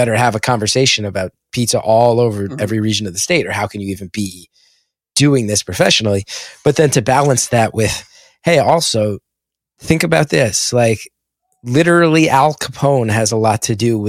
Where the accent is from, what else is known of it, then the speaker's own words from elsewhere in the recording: Essex County, New Jersey, United States; Growing up in Essex County, I've never heard of a Panzerotti